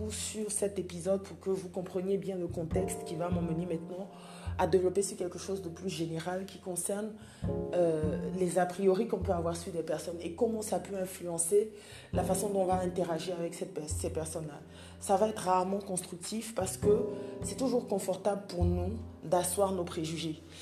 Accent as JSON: {"language": "French", "country": "Côte d’Ivoire", "said": "Donc je rappelle que je suis ivoirienne en Côte d'Ivoire"}